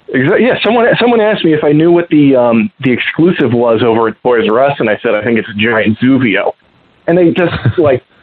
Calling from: Columbus, Ohio, United States; from Columbus, Ohio, snuggling with a giant porg.

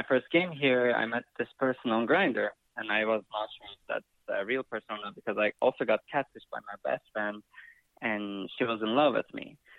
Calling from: Canada; So, I'm calling you from Canada.

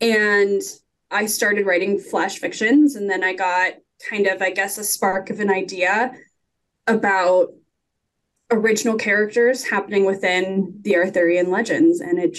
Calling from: Warren, Ohio, United States; I'm coming from Warren, Ohio, which is in Northeast Ohio, United States.

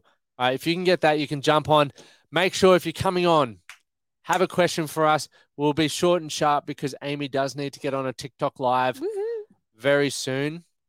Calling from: Sunshine Coast, Queensland, Australia; Sunshine Coast.

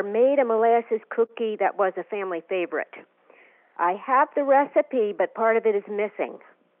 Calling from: Rochester, Minnesota, United States; Rochester, Minnesota.

